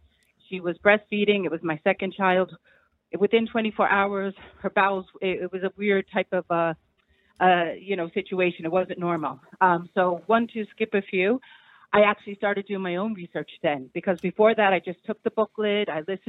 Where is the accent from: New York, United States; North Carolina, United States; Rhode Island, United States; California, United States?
New York, United States; I'm from New York, yeah.